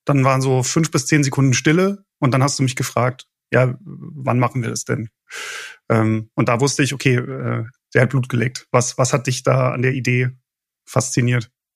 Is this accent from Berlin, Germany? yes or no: yes; Berlin, Germany; moved away as an adult; now in Frankfurt am Main, Germany; ich komme ja ursprünglich aus Berlin, wohne aber schon seit einigen Jahren in Frankfurt am Main